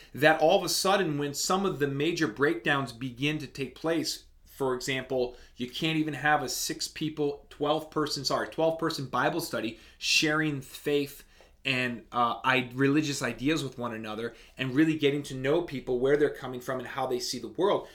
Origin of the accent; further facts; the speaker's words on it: United States; as an American citizen